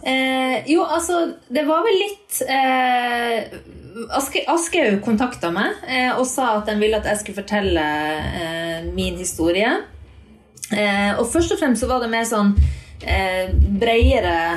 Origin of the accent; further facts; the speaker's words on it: Northern Norway, Norway; moved away; For meg som nordlending